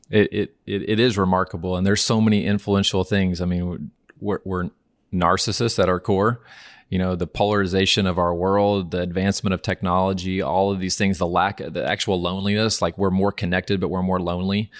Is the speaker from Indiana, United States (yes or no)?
no; Norman, Oklahoma, United States; I'm from Norman, Oklahoma